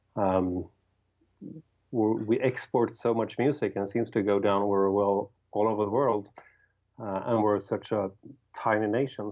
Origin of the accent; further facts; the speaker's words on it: Sweden; English is a second language; we growing up in Sweden